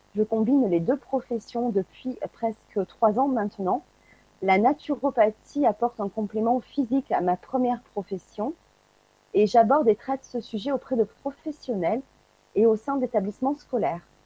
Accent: France; de par chez nous en France

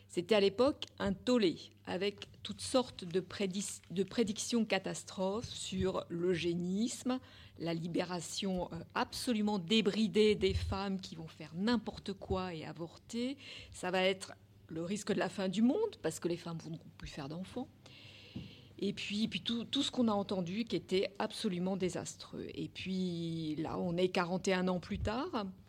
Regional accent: France; c'est chez nous, en France. Et pourtant, nous sommes françaises, nous sommes européennes

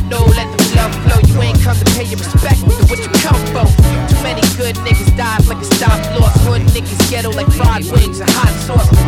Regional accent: Brooklyn, New York, United States; as a kid growing up in Brooklyn, my pops was a DJ.

